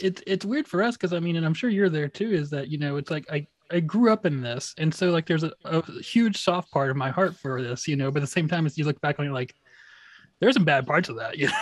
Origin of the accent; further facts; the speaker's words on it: Wichita Falls, Texas, United States; now in Austin, United States; I'm from Wichita Falls, which has about a hundred thousand people